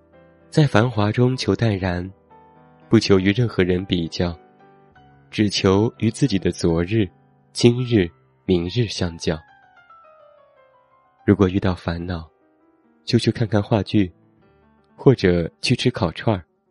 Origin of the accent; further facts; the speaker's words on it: Xi'an, Shaanxi, China; also born or lived in Hangzhou; now in Beijing, China; 我从小在西安长大，大学在杭州待了四年，之后短暂出国，现在又回到了北京。